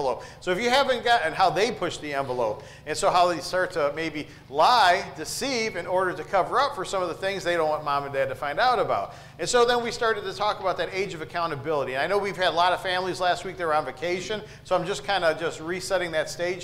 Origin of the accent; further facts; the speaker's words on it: Detroit, Michigan, United States; I grew up in Southwest Detroit, and I lived there for 18 years